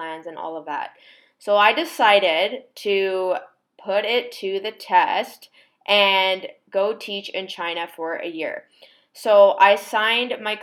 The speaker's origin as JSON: {"language": "English", "town": "Victoria", "region": "British Columbia", "country": "Canada", "moved": "as an adult", "lives_now": "Toronto, Canada", "said": "Originally, I'm from Victoria, BC"}